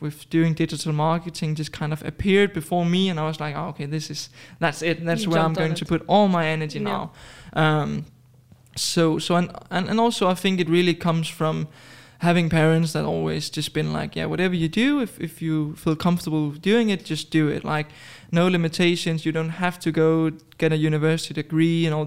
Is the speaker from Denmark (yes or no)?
yes; Denmark; moved away as an adult; now in Dubai, United Arab Emirates; originally from Denmark, but I moved to Dubai approximately a year ago